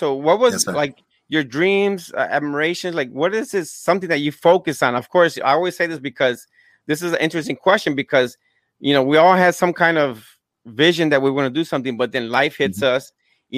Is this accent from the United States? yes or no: yes; Florida, United States; also born or lived in Gary, Indiana / Puerto Rico; I was born there, but I was raised down here in Florida. And I went to Puerto Rico for a couple years.